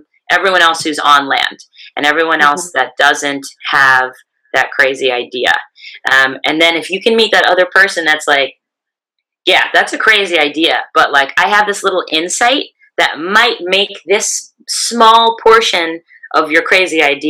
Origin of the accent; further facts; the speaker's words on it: California, United States; my home state of California